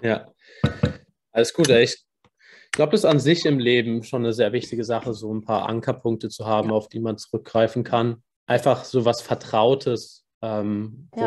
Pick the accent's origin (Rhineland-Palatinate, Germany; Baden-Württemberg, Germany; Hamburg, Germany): Baden-Württemberg, Germany; Karlsruhe; ich bin aus, aus Karlsruhe